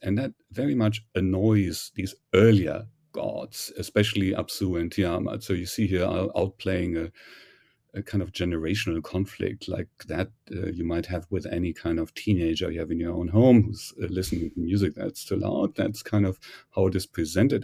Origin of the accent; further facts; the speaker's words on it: Germany; accent: German; English is a second language; moved away as an adult; also born or lived in Heidelberg, Germany / Göttingen, Germany; now in United States; My background, however, is, uh, German, as you may have surmised from my, from my accent.